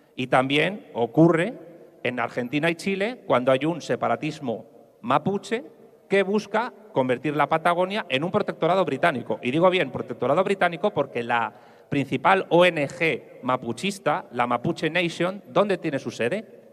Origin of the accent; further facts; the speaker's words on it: Madrid, Community of Madrid, Spain; yo como madrileño